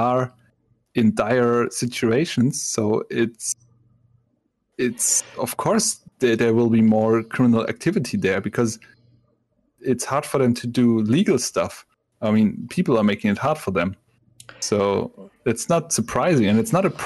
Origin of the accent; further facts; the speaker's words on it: Konstanz, Baden-Württemberg, Germany; English is a second language; moved away; I grew up in Constance, and in our house there was a Turkish family